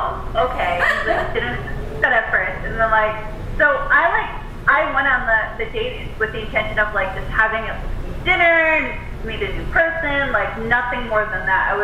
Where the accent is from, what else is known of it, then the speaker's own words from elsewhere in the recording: United States; So I'm American